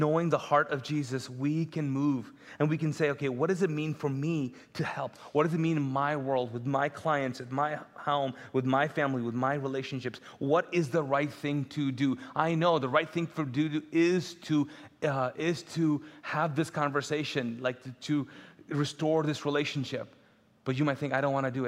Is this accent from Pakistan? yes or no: yes; Pakistan; first language Urdu; English is a second language; now in Charlotte, United States; I'm Pakistani, neighboring country